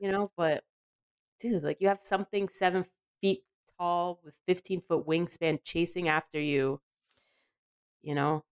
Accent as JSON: {"language": "English", "region": "New Jersey", "country": "United States", "tie": "born or raised there", "said": "growing up in New Jersey"}